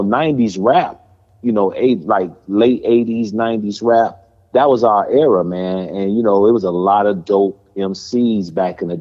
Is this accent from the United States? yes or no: yes; Chicago, Illinois, United States; I grew up on the south side of Chicago